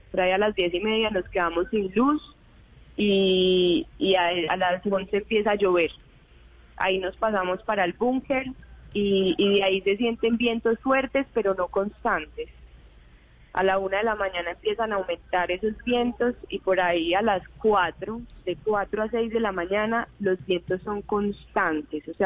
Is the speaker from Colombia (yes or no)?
yes; Medellín, Antioquia, Colombia; De Medellín.